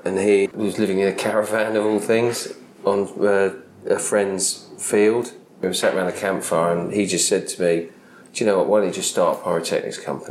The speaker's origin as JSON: {"language": "English", "town": "Sevenoaks", "region": "South East England", "country": "United Kingdom", "tie": "born or raised there", "said": "I was born in Sevenoaks in Kent"}